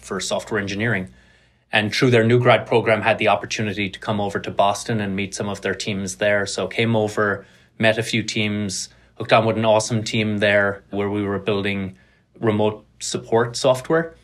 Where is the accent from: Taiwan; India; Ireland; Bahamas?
Ireland; Cork, Munster; moved away as an adult; also born or lived in Carlow / Tralee; now in United States; grew up in Ireland, grew up in Cork on the south coast.